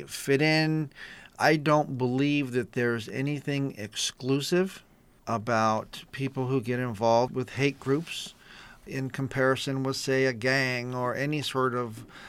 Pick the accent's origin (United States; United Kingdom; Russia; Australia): United States; East San Gabriel Valley, California; born or raised there